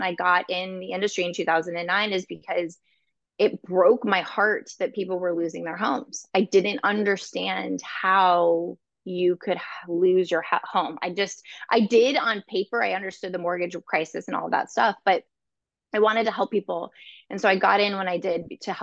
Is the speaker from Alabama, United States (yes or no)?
no; California, United States; moved away as an adult; now in Chicago, United States; I'm from California originally